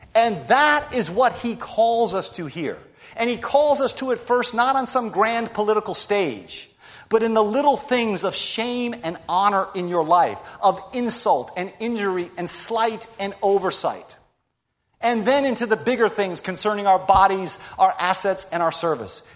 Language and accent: English; United States; We're American Christians